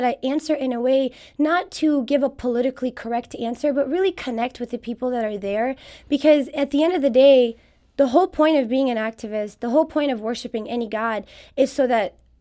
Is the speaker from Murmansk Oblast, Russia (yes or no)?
no; Moscow, Russia; also born or lived in Kabul, Afghanistan; now in St. Louis, United States; I was raised in Moscow in Russia, where I did my elementary schooling